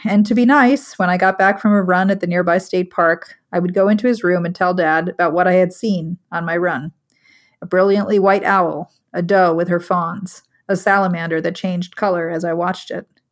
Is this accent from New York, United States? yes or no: yes; Long Island, New York, United States; also born or lived in South Chicago; now in Chicago, United States; growing up on Long Island